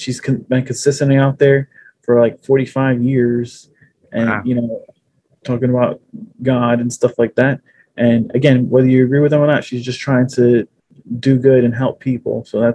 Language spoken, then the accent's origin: English; New York City, New York, United States; also born or lived in Norwood, the Bronx; I live in Norwood, but I'm originally from the Fordham Heights area